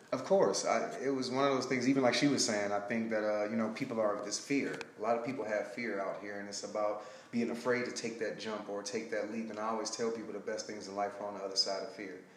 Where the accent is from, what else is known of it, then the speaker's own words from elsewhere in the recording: Detroit, Michigan, United States; moved away as an adult; also born or lived in Alabama / Sacramento, California; now in Los Angeles area, United States; I'm from Detroit, Michigan. I left there and I got a full track scholarship uh, to Alabama State.